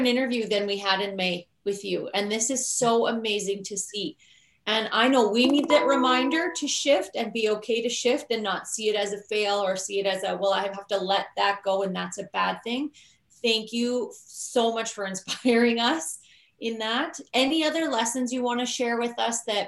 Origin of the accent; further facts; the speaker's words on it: Canada; We're Canadian